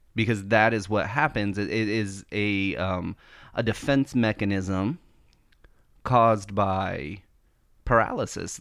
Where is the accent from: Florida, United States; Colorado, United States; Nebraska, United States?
Florida, United States; being born and raised in Florida, like, I am really familiar with hurricanes